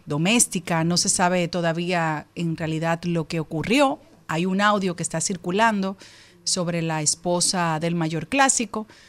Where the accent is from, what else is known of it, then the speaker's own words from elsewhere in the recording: Dominican Republic; Esto me preocupa mucho como mujer, como dominicana, como madre